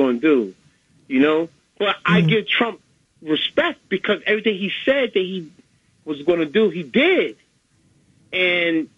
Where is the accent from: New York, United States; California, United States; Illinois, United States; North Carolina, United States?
New York, United States; New York City; I'm from the Bronx